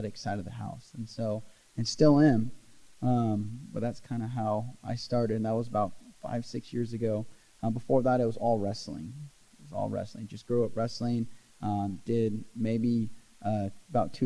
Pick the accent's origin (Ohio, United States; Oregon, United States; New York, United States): Oregon, United States; Glendale; Grew up in Glendale, Oregon. Small town, kind of a logger's town